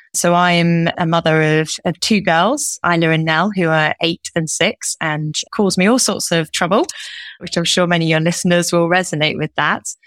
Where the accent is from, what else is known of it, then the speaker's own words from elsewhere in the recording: Derby, East Midlands, United Kingdom; moved away; I'm originally from Derby. I'm one of four, and I grew up in a house where my parents both worked